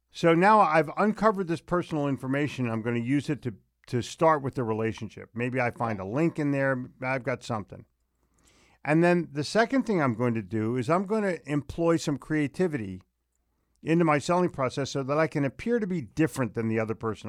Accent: Philadelphia, Pennsylvania, United States; moved away; I grew up in Philly

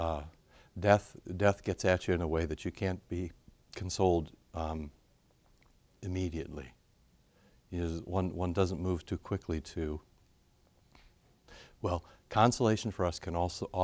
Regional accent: Cedar Rapids, Iowa, United States; Cedar Rapids, Iowa, my hometown

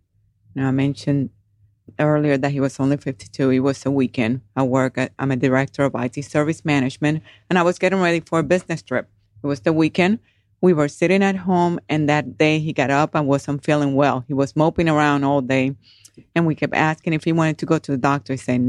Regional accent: Puerto Rico; moved away as an adult; now in Georgia, United States; I am original from Puerto Rico. I joined the military when I was 18

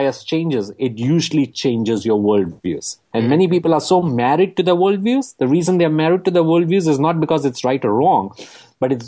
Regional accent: United States; my home country

